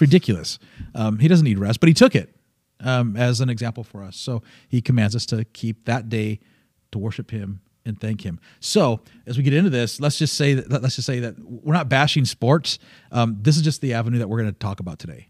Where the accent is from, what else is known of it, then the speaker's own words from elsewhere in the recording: Michigan, United States; the Northern Bible Belt of Michigan, um, is, uh, is where I grew up